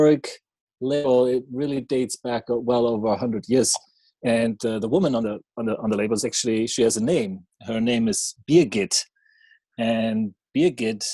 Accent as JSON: {"language": "English", "town": "Schwelm", "region": "North Rhine-Westphalia", "country": "Germany", "tie": "born or raised there", "moved": "yes", "said": "I started importing my hometown beer in Germany, where I went to school in the city of Schwelm, close to Düsseldorf and Cologne."}